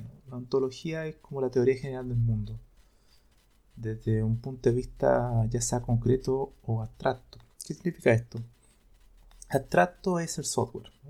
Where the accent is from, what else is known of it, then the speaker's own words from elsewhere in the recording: Chile; yo soy de Chile